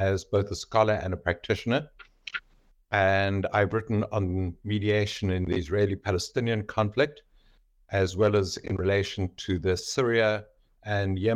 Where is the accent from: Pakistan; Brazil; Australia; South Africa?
South Africa; moved away as an adult; also born or lived in Cape Town; now in United States; I'm a South African.